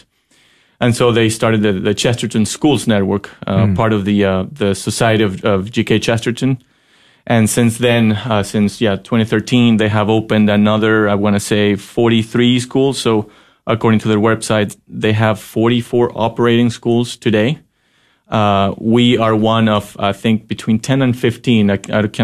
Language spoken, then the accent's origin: English; Ecuador; moved away as an adult; also born or lived in Texas; now in Fort Worth, United States; I'm originally from Ecuador. I first came to Texas when I was 19